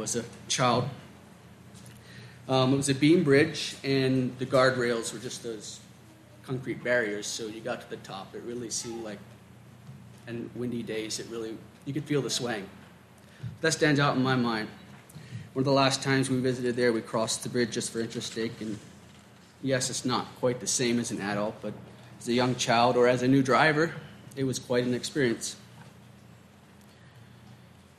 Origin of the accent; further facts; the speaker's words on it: Maryland, United States; my hometown of Maryland